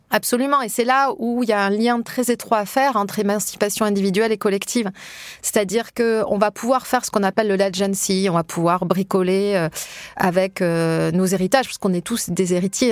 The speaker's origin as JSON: {"language": "French", "area": "Hautes-Pyrénées", "region": "Occitania", "country": "France", "tie": "born or raised there", "moved": "yes", "said": "je suis des, des Hautes-Pyrénées, dans un petit village euh, de pré-montagne"}